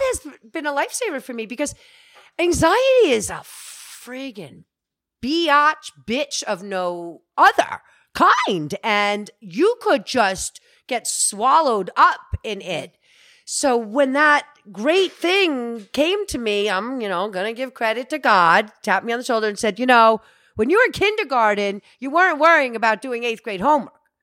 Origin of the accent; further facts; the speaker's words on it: Alpine, United States; I was raised in Alpine